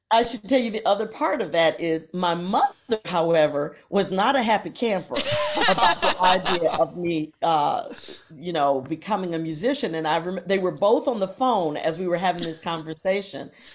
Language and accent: English; Virginia, United States; also born or lived in Akron, Ohio; We moved, uh, to Virginia, so I grew up mainly in Virginia